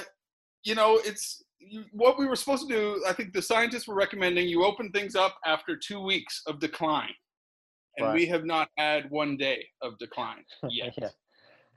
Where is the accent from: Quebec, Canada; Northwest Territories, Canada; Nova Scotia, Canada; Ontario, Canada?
Nova Scotia, Canada; also born or lived in United Kingdom; now in Los Angeles, United States; I'm from Nova Scotia in eastern Canada.